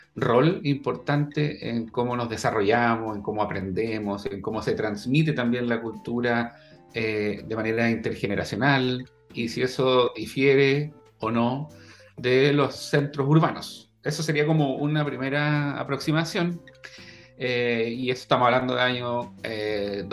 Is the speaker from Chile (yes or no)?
yes; Chile; moved away as an adult; also born or lived in Netherlands